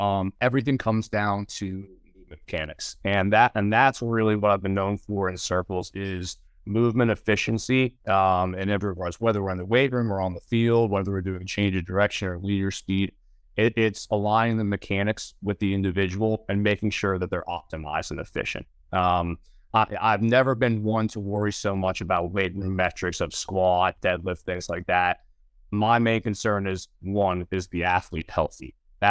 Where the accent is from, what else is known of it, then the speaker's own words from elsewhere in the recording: Georgia, United States; I moved back to my hometown about an hour outside of Atlanta and opened up my business